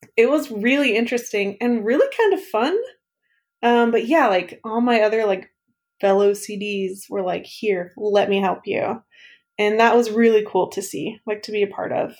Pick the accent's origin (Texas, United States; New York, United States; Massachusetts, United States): Texas, United States; East; moved away as an adult; now in Kansas City, United States; I grew up in the Piney Hills region of East Texas